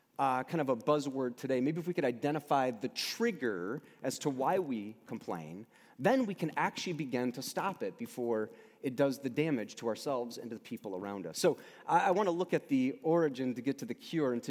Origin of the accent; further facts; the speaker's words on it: United States; also born or lived in Michigan; I'm an American.